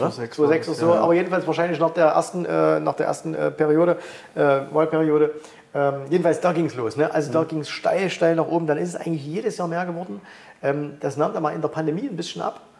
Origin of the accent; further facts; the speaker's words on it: Germany; moved away; ich bin aus Deutschland ausgewandert.